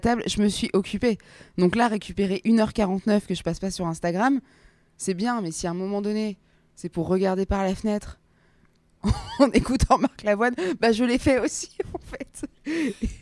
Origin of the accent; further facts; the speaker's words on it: Alexandria, Alexandria Governorate, Egypt; je suis pas né au Caire, je suis né à Alexandrie